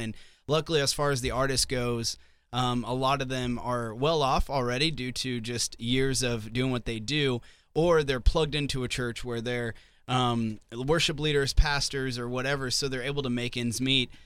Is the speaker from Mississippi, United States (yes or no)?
no; Southwest Missouri, United States; also born or lived in Nashville; now in Sioux Falls, United States; I'm from Southwest Missouri